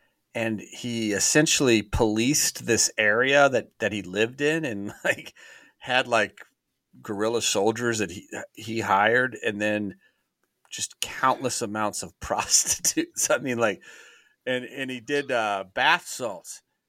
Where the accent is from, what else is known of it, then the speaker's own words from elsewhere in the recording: Raleigh, North Carolina, United States; And he got involved, honestly, because we're from the Raleigh, North Carolina area.